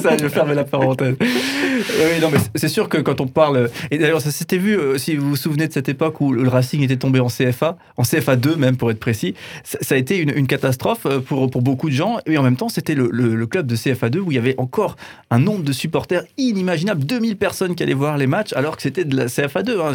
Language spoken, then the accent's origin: French; Strasbourg, Grand Est, France